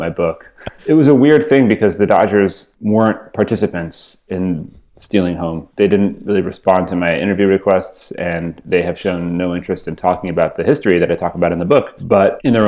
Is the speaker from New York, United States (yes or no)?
no; Culver City, California, United States; also born or lived in Hollywood, Los Angeles; When I was like two, we moved to Culver City. Yeah, I'm a Culver City native